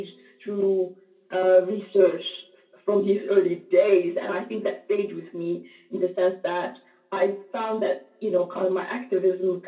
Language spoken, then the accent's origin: English; Cairo, Cairo Governorate, Egypt; at the American University in Cairo, where I grew up.